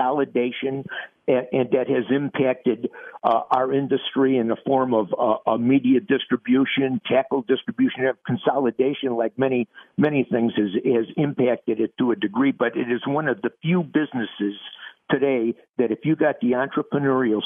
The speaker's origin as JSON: {"language": "English", "region": "Minnesota", "country": "United States", "tie": "born or raised there", "said": "my home state of Minnesota"}